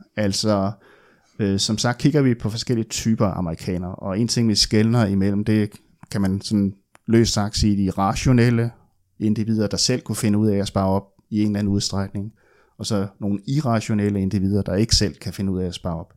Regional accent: West Funen, Southern Denmark, Denmark; moved away; also born or lived in Odense / Aarhus / Copenhagen; jeg er opvokset på Vestfyn

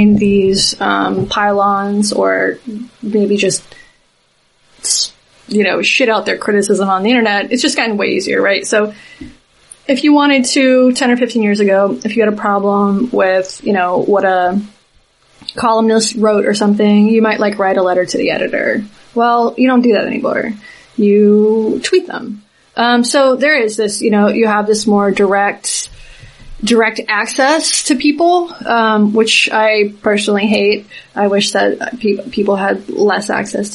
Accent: Southeast, United States; I'm from the Southeast. But when I was in high school, the dominant culture was conservative

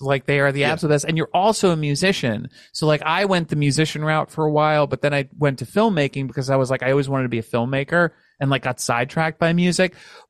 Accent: New York City, New York, United States; we have similar upbringings where we grew up in New York City.

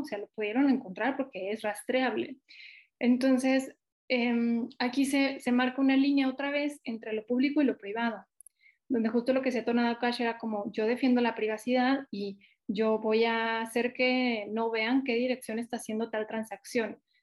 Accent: Mexico; yo no soy de Ciudad de México y, y tengo mucha sensibilidad al interior del país

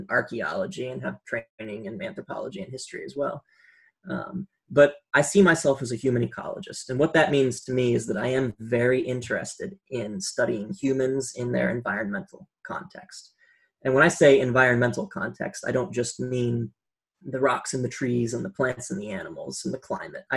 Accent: Rhode Island, United States; my home state of Rhode Island

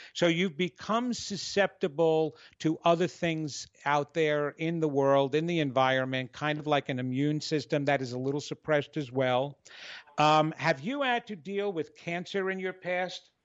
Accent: New York, United States; I'm Italian, I'm from New York, and I was a performer.

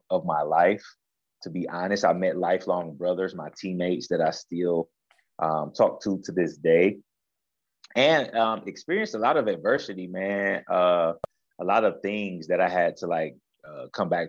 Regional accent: Akron, Ohio, United States; growing up in Akron

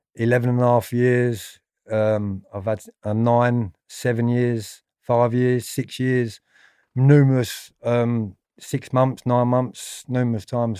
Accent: London, United Kingdom; also born or lived in Tooting / Streatham Vale; I was born in Ballinwhere, which was in southwest London. obviously, in nineteen sixty-eight

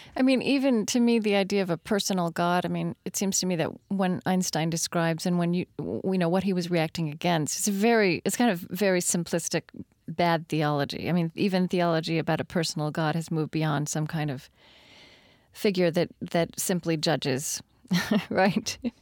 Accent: Shawnee, Oklahoma, United States; I come from Shawnee, Oklahoma

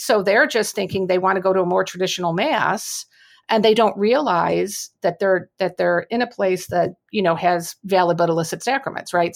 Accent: United States; as American Catholics

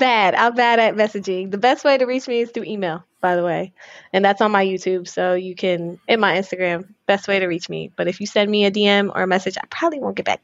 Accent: Florida, United States; maybe that's when a lot of people knew I was from Florida.

